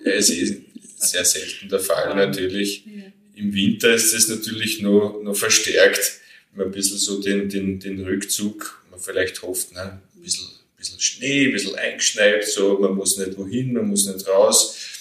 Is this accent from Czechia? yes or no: no; Pressbaum, Lower Austria, Austria; ich bin hier in dem Haus aufgewachsen und groß geworden